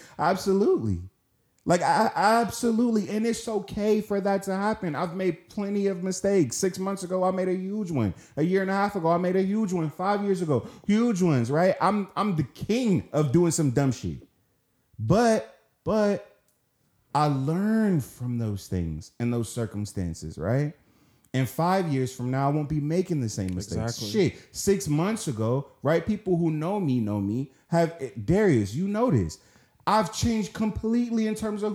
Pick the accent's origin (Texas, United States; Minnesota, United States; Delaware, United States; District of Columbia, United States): District of Columbia, United States; Washington; I'm from Southeast DC